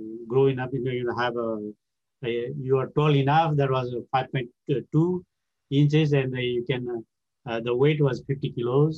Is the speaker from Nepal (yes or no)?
yes; Pokhara, Gandaki Province, Nepal; English is a second language; moved away as an adult; West Nepal, like Pokhara, my hometown